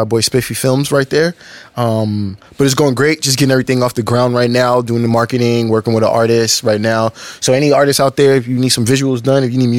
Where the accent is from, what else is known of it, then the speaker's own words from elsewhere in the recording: New York, United States; moved away as an adult; now in Los Angeles, United States; From New York. Born and raised in New York. Moved out here